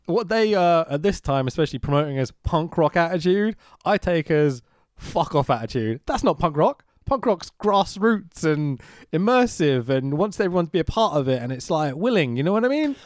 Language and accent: English; London, United Kingdom; I'm a Londoner.